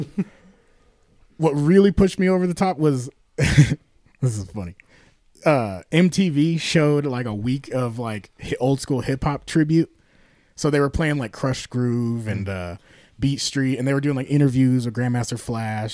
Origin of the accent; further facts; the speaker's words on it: Carson City, Nevada, United States; I grew up in Carson.